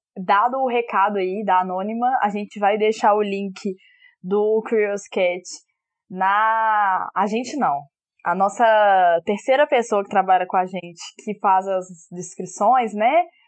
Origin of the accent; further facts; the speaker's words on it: Belo Horizonte, Minas Gerais, Brazil; sou de BH, capital mineira, como pode, pode ver pro meu sotaque